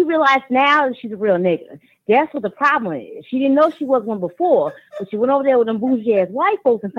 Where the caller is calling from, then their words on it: Georgia, United States; I'm calling from Georgia.